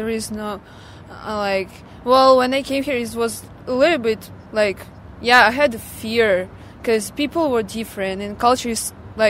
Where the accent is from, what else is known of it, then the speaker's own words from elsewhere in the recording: Crimea, Ukraine; now in Victoria, Canada; Yeah, I came from Crimea, which is now probably Russia or Ukraine, I'm not sure. And I moved to Victoria, which is in Vancouver Island, and I'm moving to Vancouver quite sometimes.